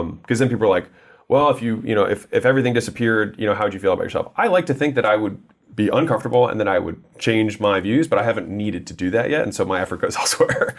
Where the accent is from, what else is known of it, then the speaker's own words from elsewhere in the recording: United States; I was born in America